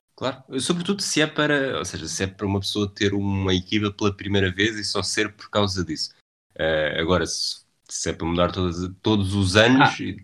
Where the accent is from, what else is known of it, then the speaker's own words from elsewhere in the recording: Lisbon, Portugal; eu sou de, sou de Lisboa.